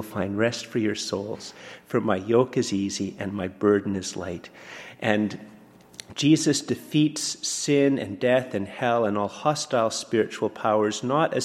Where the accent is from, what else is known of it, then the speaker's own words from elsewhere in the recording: Canada; I'm very Canadian